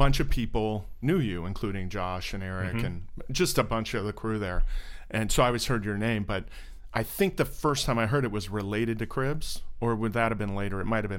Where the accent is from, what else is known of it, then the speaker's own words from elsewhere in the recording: Orlando, Florida, United States; I'm from Orlando.